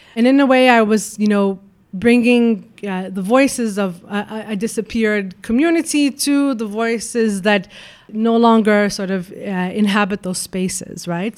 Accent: Lebanon; moved away; I grew up in Lebanon

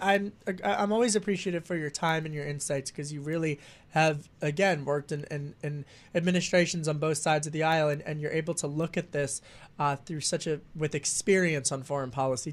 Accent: Pennsylvania, United States; now in Washington, United States; my home state of Pennsylvania, not in Philly, not outside of Philly and Delco.

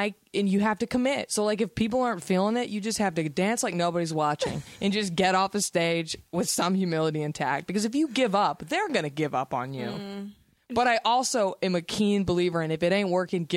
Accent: Dallas, Texas, United States; now in Los Angeles, United States; I'm from Dallas

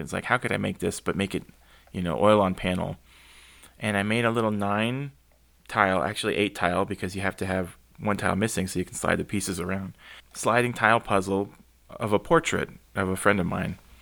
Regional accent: San Antonio, Texas, United States; moved away as an adult; also born or lived in Bozeman, Montana; South Texas, where it had snowed once in my lifetime in San Antonio

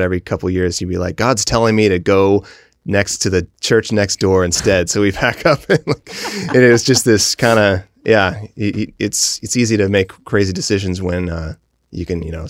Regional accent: Mount Vernon, United States; And so I grew up, I consider Mount Vernon my hometown because I spent the most years there, but it was one of many.

